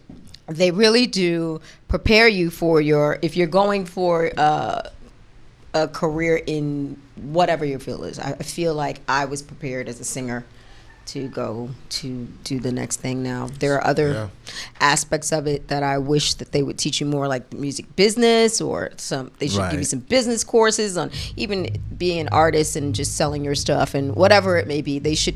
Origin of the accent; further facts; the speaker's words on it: New York City, New York, United States; I lived in the Bronx. So I was coming from the hood. On Sedgwick.